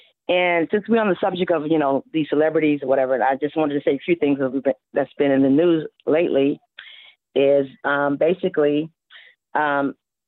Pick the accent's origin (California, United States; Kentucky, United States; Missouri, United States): California, United States; Los Angeles; But I'm from Los Angeles, by the way, and here in Los Angeles, there's no such thing as self-defense.